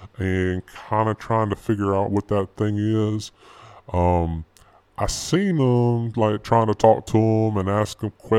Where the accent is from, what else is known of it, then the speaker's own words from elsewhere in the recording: North Carolina, United States; North Carolina. I'm from North Carolina, and that's where I work in North Carolina.